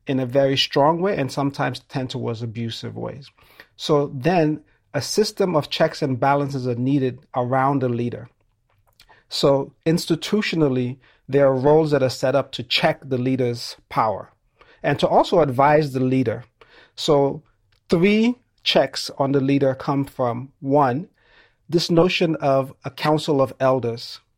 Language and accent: English; Sierra Leone; I'm originally from Sierra Leone.